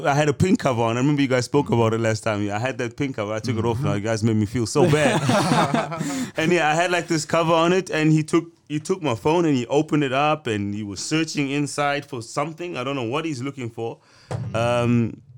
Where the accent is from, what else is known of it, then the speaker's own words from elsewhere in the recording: Cape Town, Western Cape, South Africa; now in Amsterdam, Netherlands; My life was way better in Cape Town